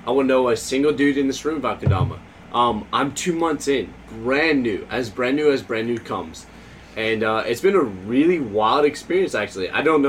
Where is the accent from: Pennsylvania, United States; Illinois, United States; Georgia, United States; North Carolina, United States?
Georgia, United States; You know, I'm from the United States, Southeast, Georgia.